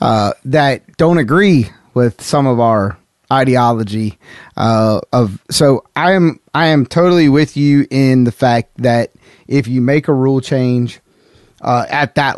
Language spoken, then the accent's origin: English; the South, United States; I'm from the South.